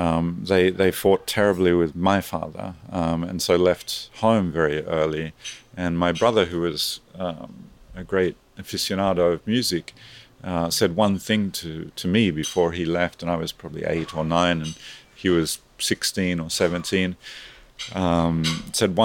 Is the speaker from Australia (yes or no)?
yes; Australia; moved away as an adult; I grew up in Australia